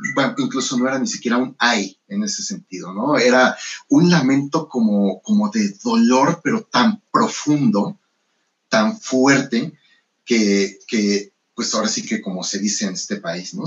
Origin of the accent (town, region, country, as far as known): Mexico